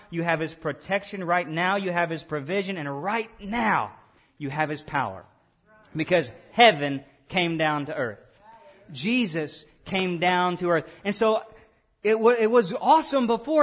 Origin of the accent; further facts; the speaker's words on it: Lake Village, Arkansas, United States; I was born in Lake Village, Arkansas, and when I was born, that little small town hospital, uh, they gave me a citizenship.